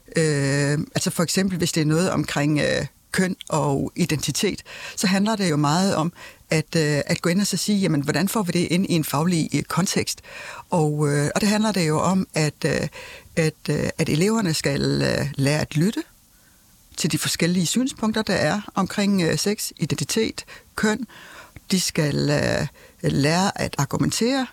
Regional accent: Denmark; vi som danskere

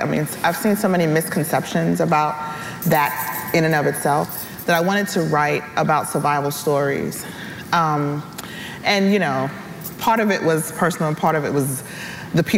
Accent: New York City, New York, United States; moved away as an adult; also born or lived in Selma, Alabama; I grew up in New York. I'm from the Bronx.

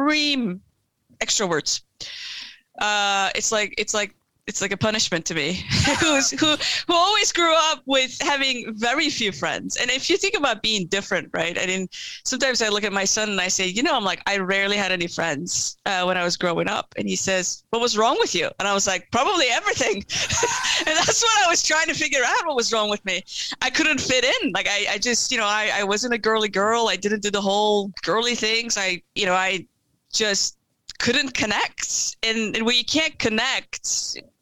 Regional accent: Turkey; moved away; I was born and raised in Turkey

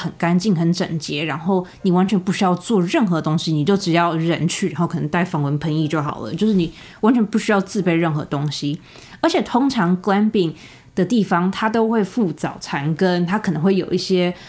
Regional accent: Taiwan; now in California, United States; 我当初一从台湾搬到美国的时候，我就是住在加州。然后我后来去上大学的时候，学校也是在加州。

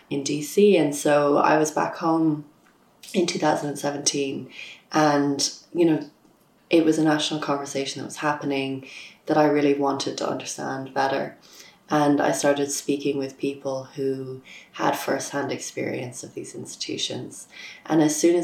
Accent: Dublin, Leinster, Ireland; I'm from Dublin and I'm a freelance journalist

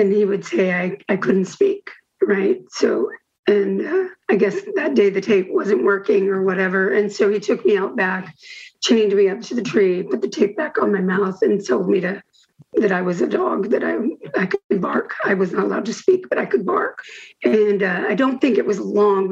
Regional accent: Houston, Texas, United States; also born or lived in Bettendorf, Iowa / Davenport, Iowa / California / Kansas; when I was about 7 or 8, we moved from Davenport. Well, Bettendorf, we were in Bettendorf, and we moved to Houston

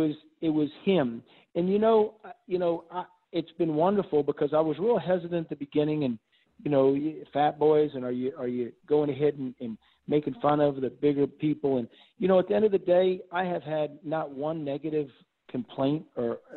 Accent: Miami, Florida, United States; moved away as an adult; now in New Orleans, United States; I'm originally from Miami, Florida. That's where, you know, I grew up and went to high school

